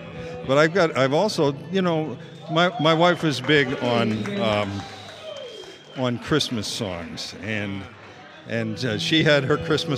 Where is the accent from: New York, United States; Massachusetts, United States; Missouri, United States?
Massachusetts, United States; Boston; moved away as an adult; Both my brother Ned and I are both from Boston. Actually, we grew up in Boston